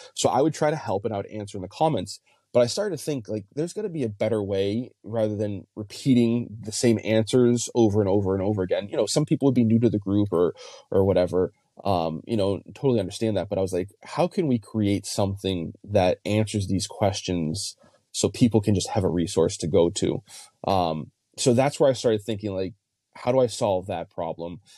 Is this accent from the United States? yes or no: yes; New England, United States; I grew up in New England